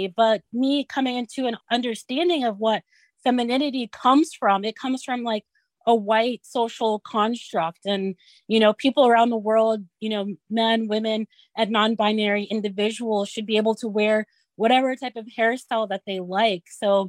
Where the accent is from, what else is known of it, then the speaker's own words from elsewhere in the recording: Kogi, Nigeria; We're from Kogi State, and it's like smack dab in the middle of Nigeria. So we have influence from the south and the north.